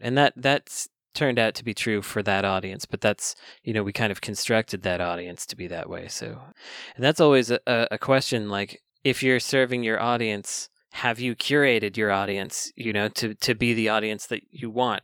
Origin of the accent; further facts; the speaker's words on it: Bay Area, California, United States; growing up in the Bay Area